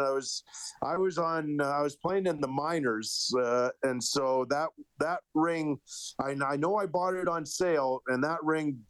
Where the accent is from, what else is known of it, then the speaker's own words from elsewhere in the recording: Edmonton, Alberta, Canada; we grew up in Elmwood.